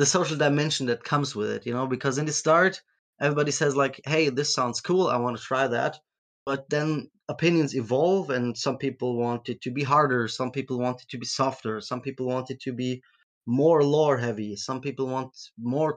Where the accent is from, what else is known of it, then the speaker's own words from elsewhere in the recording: Germany; I'm from Germany